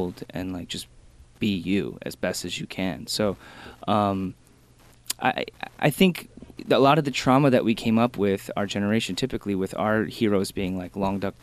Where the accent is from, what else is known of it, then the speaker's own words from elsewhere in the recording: Michigan, United States; moved away; I'm from Michigan, so we had like a couple, maybe like 100,000 Korean people